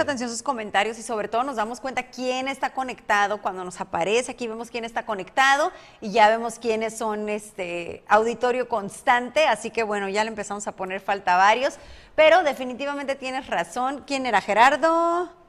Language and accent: Spanish; Mexicali, Baja California, Mexico; now in Tijuana, Mexico; yo soy de Baja California, pero nací en Mexicali